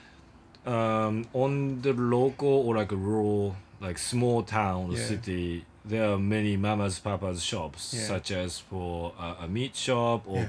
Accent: Nakatsu, Oita, Japan; English is a second language; moved away; also born or lived in Yokohama; my hometown is called Nakatsu, which is the border between Oita and Fukuoka

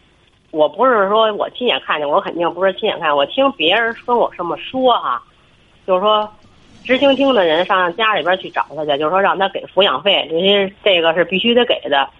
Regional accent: Beijing, China; 我是北京的。

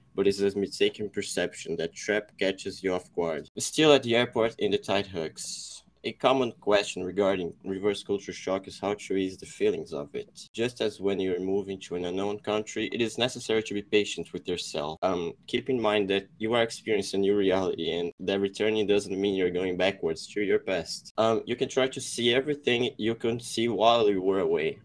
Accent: São José dos Campos, São Paulo, Brazil; I am from Brazil. I'm from São Paulo, São José dos Campos.

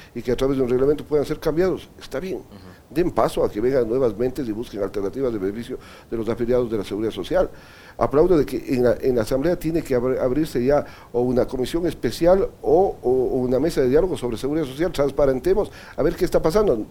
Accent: Ecuador

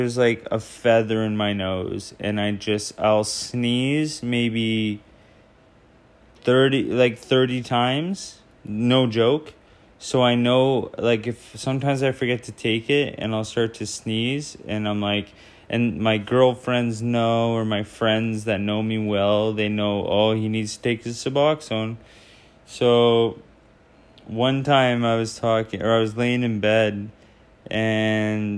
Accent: Ontario, Canada; now in Vancouver, Canada; Ontario originally, and I live in Vancouver now.

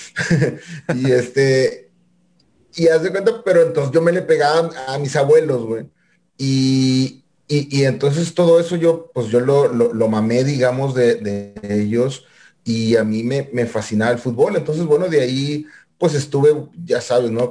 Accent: Monterrey, Nuevo León, Mexico; rayados del Monterrey de donde soy acá originario

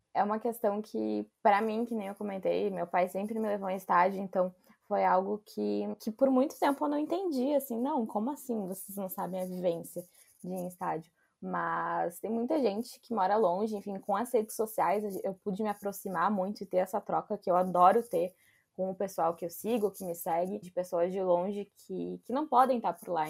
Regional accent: Novo Hamburgo, Rio Grande do Sul, Brazil; Eu não sou de Porto Alegre, sou de Novo Hamburgo

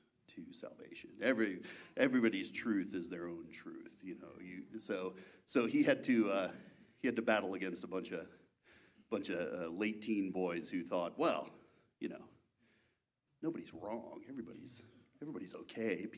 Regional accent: Baltimore, Maryland, United States; I was born and raised in Baltimore, Maryland, in and around Baltimore, Maryland

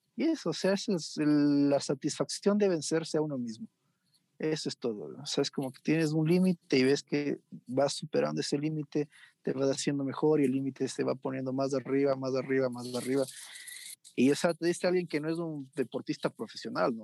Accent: Ecuador; como ecuatoriano

